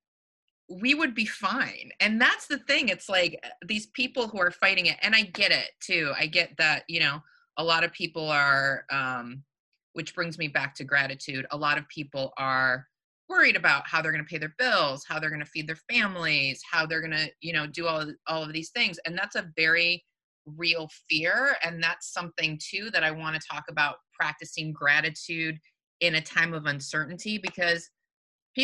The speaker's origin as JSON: {"language": "English", "region": "Michigan", "country": "United States", "moved": "yes", "lives_now": "California, United States", "said": "I'm from Michigan originally"}